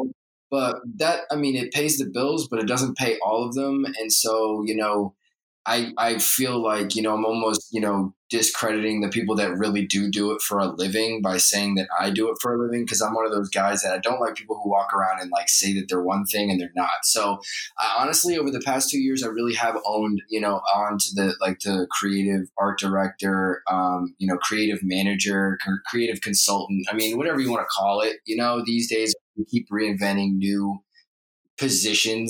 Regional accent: New York, United States; moved away as an adult; now in Los Angeles, United States; I'm from New York, but I'm located in LA now. For about 5 years

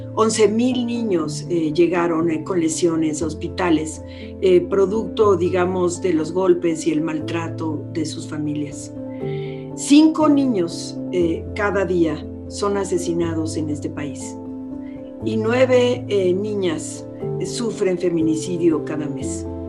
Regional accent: Mexico; como mexicanos y mexicanas

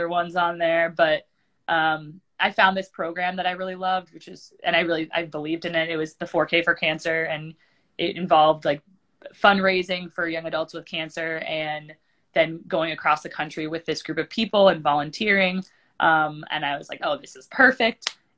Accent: East Coast, United States; Just because I grew up on the East Coast, my family is like, we have a long legacy of hikers in our family.

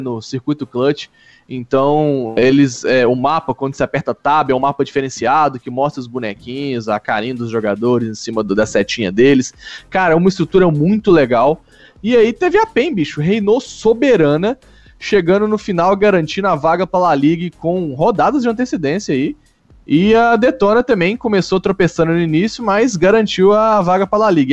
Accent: Brazil; como um bom brasileiro

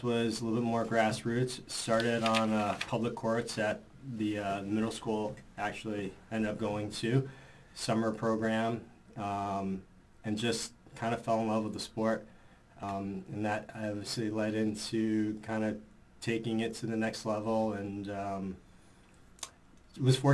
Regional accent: New York City, New York, United States; as a New Yorker

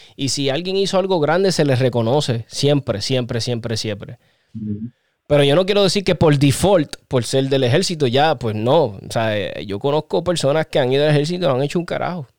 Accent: Puerto Rico; somos boricuas

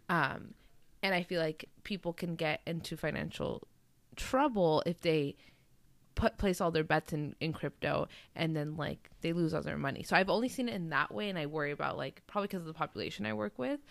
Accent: Southern California, United States; I rep Sou-, Socal more than you know, obviously NorCal, I'm not from NorCal

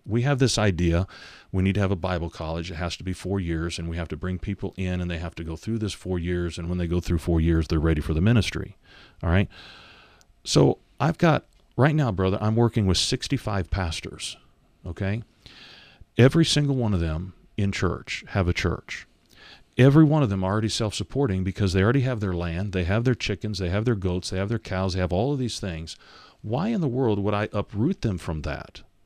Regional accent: United States; now in Uganda; we come from American mentality

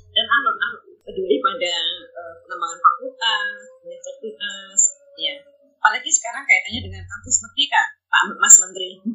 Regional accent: Sulawesi, Indonesia; saya dari Sulawesi

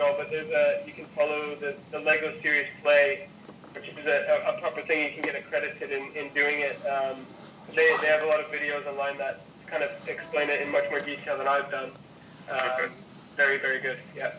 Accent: United States

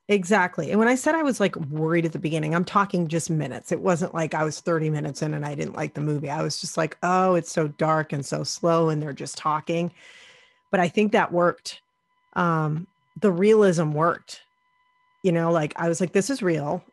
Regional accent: near Salem, Massachusetts, United States; I grew up near Salem

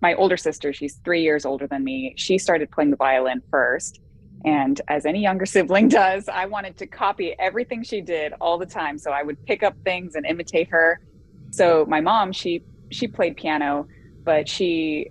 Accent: Bay Area, California, United States; now in Cincinnati, United States; I grew up in the Bay Area in California

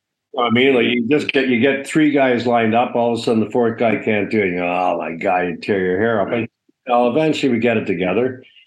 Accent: Ontario, Canada; I went to a Catholic separate school, and it was in Hessen, Ontario.

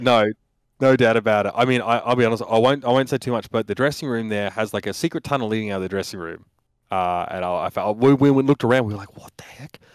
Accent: Australia; moved away; I'm an Australian

